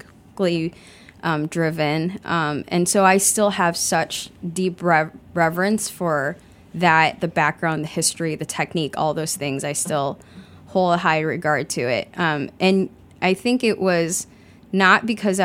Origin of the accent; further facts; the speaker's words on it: Chicago, Illinois, United States; moved away as an adult; also born or lived in Kunming, China; I grew up in Chicago